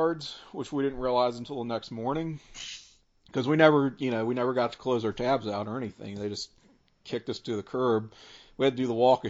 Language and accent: English; Richmond, United States; I was from Richmond